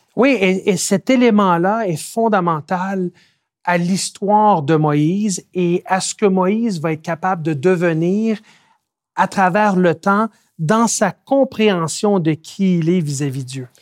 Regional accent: Quebec, Canada; je suis né et j'ai grandi au Québec

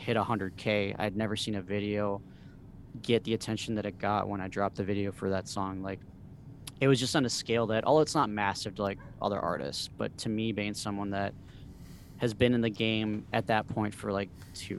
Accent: Minnesota, United States; also born or lived in Mexico; me growing up here

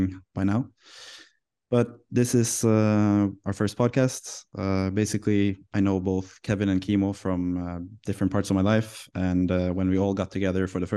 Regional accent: Norway; I come from Norway

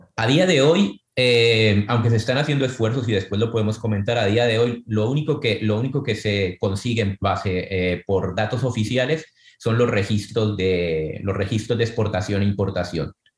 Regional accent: Santa Marta and Cartagena, Caribbean Region, Colombia; moved away; yo crecí en el Caribe, crecí entre Santa Marta y Cartagena, dos ciudades de Colombia

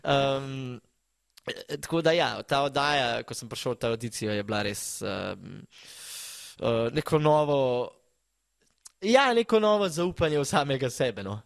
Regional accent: Slovenia; ker sem iz Slovenije

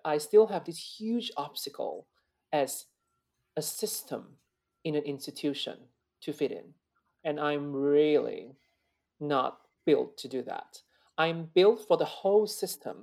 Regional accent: China; born or raised there; moved away; also born or lived in London / Netherlands / Italy / United States

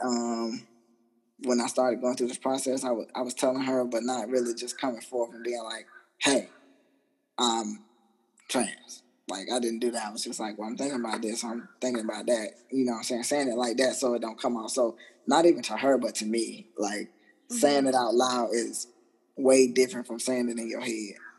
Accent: Jacksonville, Florida, United States; moved away as an adult; also born or lived in Virginia / Italy; I transferred from Italy back to Jacksonville, Florida, which is my hometown

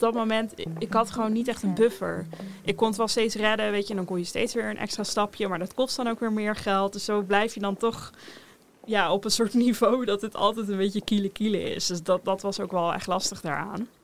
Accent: Rotterdam, South Holland, Netherlands; Ik kom uit Rotterdam.

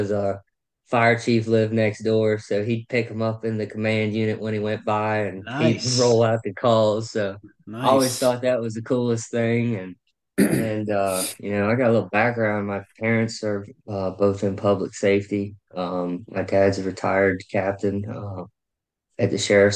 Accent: St. Mary's County, Southern Maryland, United States; moved away as an adult; now in Statesville, United States; I'm from Southern Maryland. Live in North Carolina, Statesville area.

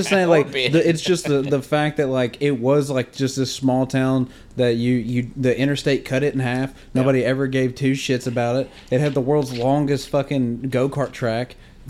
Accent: Shepherdsville, Kentucky, United States; moved away; I grew up in Shepherdsville, and I mean, we didn't have a Walmart till, what, like 5-6 years ago, and like thank God I moved out before then, because I still remember this small town.

